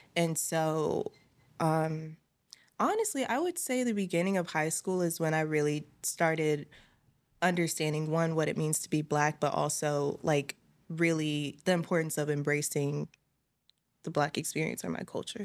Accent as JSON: {"language": "English", "town": "Richmond", "region": "Virginia", "country": "United States", "tie": "born or raised there", "said": "my hometown is Richmond, Virginia."}